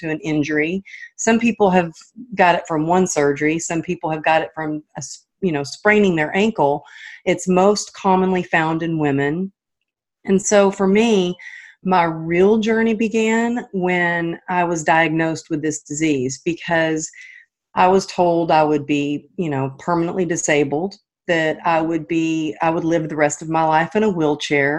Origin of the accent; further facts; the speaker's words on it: Texas, United States; moved away as an adult; now in California, United States; I'm not originally from California, but I live out here now, but I'm from Texas